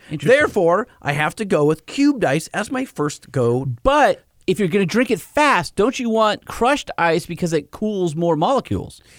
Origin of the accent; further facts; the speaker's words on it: Saginaw, Michigan, United States; I'm from Saginaw, Michigan. I'm a full time firefighter